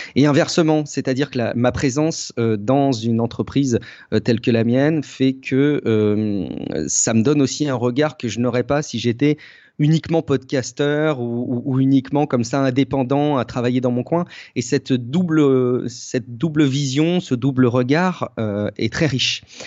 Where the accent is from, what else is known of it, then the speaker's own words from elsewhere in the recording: Charente, around Angoulême, Nouvelle-Aquitaine, France; j'ai, j'ai grandi, euh, en Charente, dans un petit, un petit coin un peu paumé autour d'Angoulême